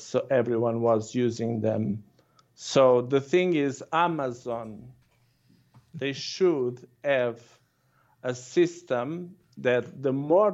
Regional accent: Viseu, Portugal; moved away as an adult; also born or lived in Porto, Portugal / Lisbon, Portugal; Portugal. I was born in Porto, and then I was raised in Viseu, which is like Salzburg of Portugal.

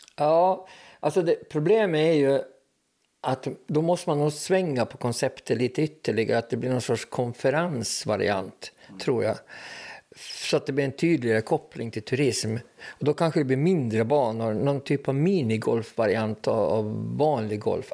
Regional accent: Åland Islands; vi är nog ålänningar först och främst

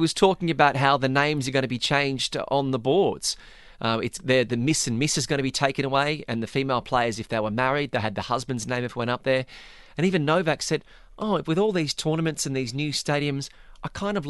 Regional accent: Australia; As an Australian, Paul, I know what it's like.

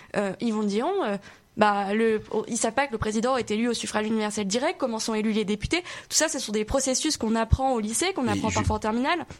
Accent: the South, southern France, France; je, je viens pas de Paris, je viens du Sud

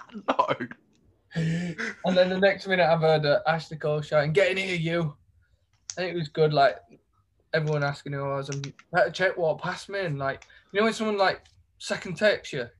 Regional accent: Leeds, Yorkshire and the Humber, United Kingdom; I'm from Leeds

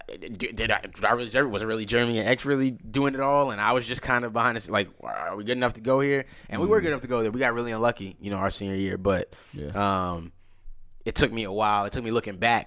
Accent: DeKalb County, Georgia, United States; we come from DeKalb County

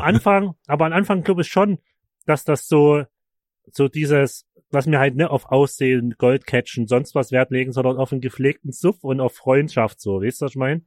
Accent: Markersdorf, Germany; moved away; das ursprüngliche Dorf, wo ich herkomme, Markersdorf

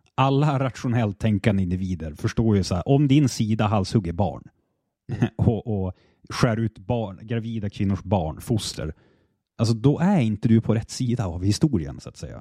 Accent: Sweden; så resonerar jag som svensk också

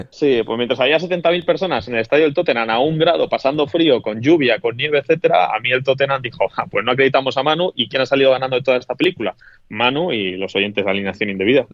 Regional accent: Toledo, Castilla-La Mancha, Spain; yo no soy manchego, que Toledo no es la mancha

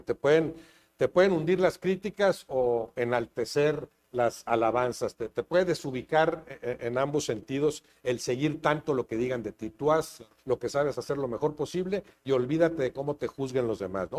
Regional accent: Monterrey, Nuevo León, Mexico; moved away; also born or lived in Mexico City; nací en Monterrey hace 65 eh, años

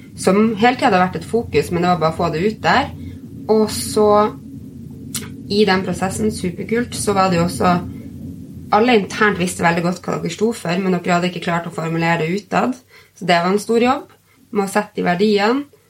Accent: Bodø, Nordland, Norway; moved away as an adult; så fikk jeg tilbud om å bli redaktør for et magasin hjemme i Bodø

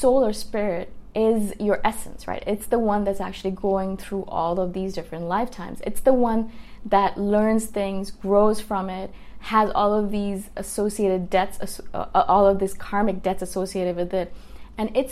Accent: India; moved away; I'm from India originally

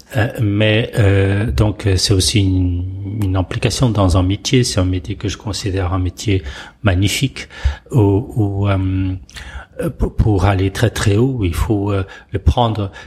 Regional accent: Portugal; moved away as an adult; now in France; je suis né au Portugal. Euh, j'ai fait toute mon, ma scolarité. Euh, mon service militaire aussi

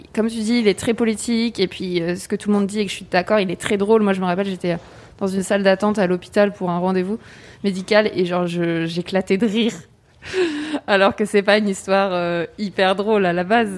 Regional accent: France; also born or lived in Cherbourg, France

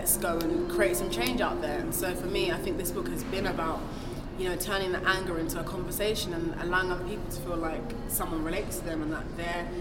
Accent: Nigeria; first language Igbo; English is a second language; I'm Nigerian, which is West Africa, and my Nigerian mother raised me in the Igbo language.

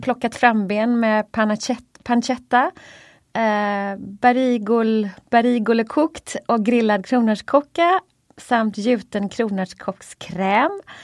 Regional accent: Gothenburg, Västra Götaland, Sweden; som göteborgare då, får man ju säga, jag är mest uppvuxen på fisk

